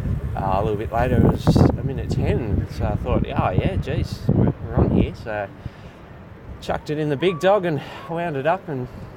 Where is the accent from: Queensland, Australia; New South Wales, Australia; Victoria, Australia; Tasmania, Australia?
Tasmania, Australia; Hobart; I'm from Hobart, and we're bred pretty tough down that way